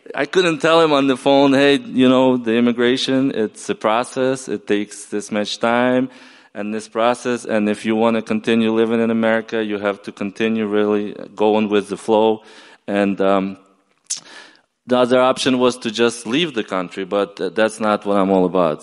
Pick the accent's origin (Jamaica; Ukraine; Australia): Ukraine; also born or lived in upstate New York, United States / Maryland, United States; now in United States; I flew back to Ukraine. I explained my grandfather why I didn't show up for 10 years